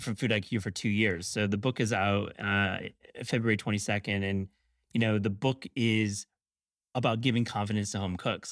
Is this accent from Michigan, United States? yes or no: yes; Kalamazoo, Michigan, United States; I grew up in Kalamazoo